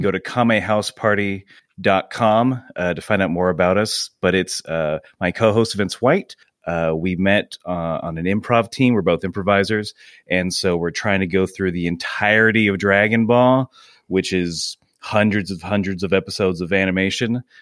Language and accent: English; Georgia, United States; moved away as an adult; also born or lived in Muncie, Indiana / Idaho; now in Pittsburgh, United States; my family moved to Georgia. That's where I mainly grew up, up until I was, uh, twenty